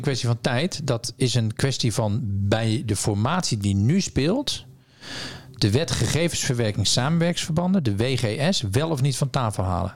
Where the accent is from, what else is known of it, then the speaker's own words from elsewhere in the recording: Zeeland, Netherlands; ik kom uit Zeeland